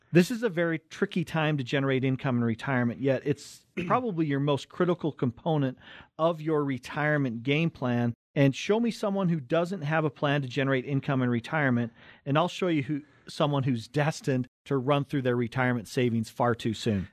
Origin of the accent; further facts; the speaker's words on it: Cottonwood Heights, Utah, United States; we're born right here in Utah, right on the Wasatch Front. We grew up in Cottonwood Heights